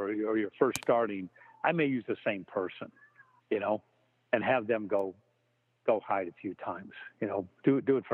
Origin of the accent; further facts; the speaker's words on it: Nebraska, United States; now in New York, United States; I live in New York, but I'm originally from Nebraska